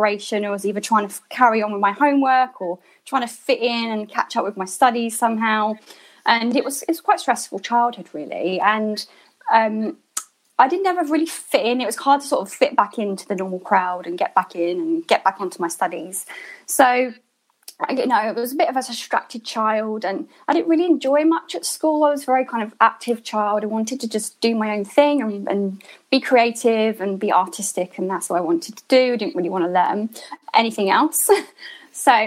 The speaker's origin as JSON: {"language": "English", "area": "Hertfordshire", "region": "East of England", "country": "United Kingdom", "tie": "born or raised there", "also_born_or_lived": "Enfield, London / Bristol", "moved": "as an adult", "lives_now": "London, United Kingdom", "said": "I was born in Enfield in London. So lived in Hertfordshire for most of my life up till my 20s."}